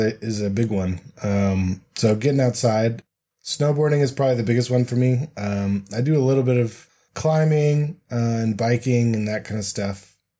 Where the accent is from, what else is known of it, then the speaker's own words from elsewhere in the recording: Colorado, United States; now in Salt Lake City, United States; growing up in Colorado